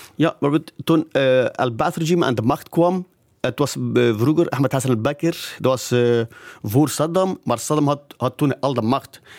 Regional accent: Zakho, Kurdistan Region, Iraq; now in Belgium; Ik ben van Zago, dus Zago dus een stad, het ligt aan de Turkse grens, in de provincie Duhok

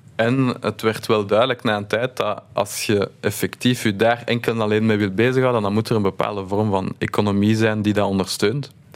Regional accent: Brussels, Brussels-Capital Region, Belgium; wij zijn opgegroeid in Laken

